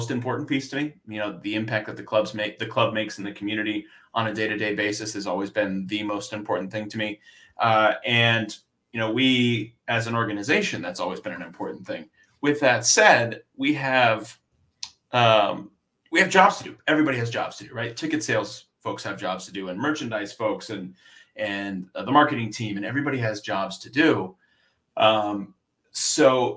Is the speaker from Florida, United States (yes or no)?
yes; South Florida, United States; moved away; also born or lived in Philadelphia; I grew up in Florida, South Florida.